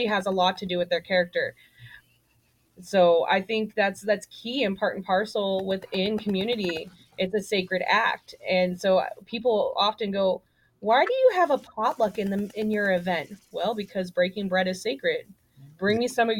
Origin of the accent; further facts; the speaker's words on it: the South, United States; I was raised in the South